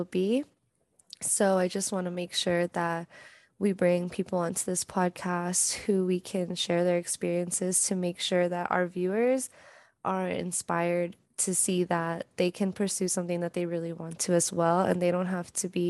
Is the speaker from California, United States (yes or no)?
yes; Bay Area, California, United States; I'm from the Bay Area.